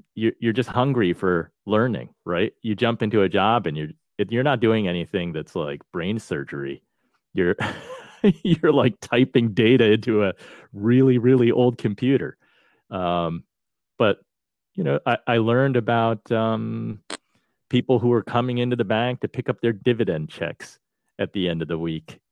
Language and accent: English; Chatham, New Jersey, United States; also born or lived in New York / Boston; I grew up in the town of Chatham, New Jersey.